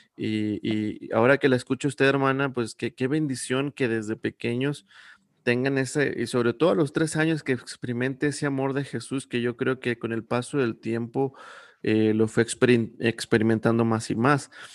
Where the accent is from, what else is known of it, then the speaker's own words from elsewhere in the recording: Saltillo, Coahuila, Mexico; now in San Luis Potosí, Mexico; yo vengo de Saltillo